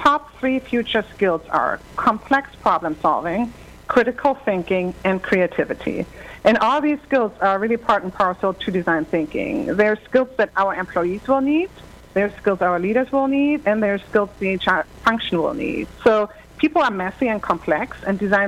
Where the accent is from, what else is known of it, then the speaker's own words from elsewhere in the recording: Germany; accent: German; English is a second language; moved away; I'm from Germany originally, as you might deduce from my slight accent